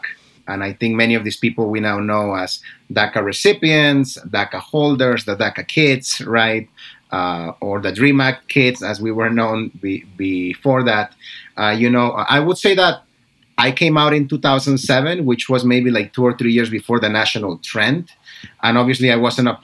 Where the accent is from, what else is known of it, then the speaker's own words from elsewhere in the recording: New Jersey, United States; I grew up in New Jersey